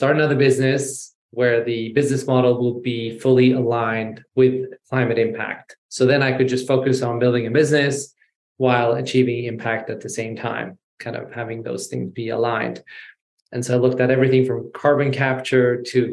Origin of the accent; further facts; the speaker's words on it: Sweden; also born or lived in Iran / London / New York; So I'm born in Iran. I was raised in Sweden.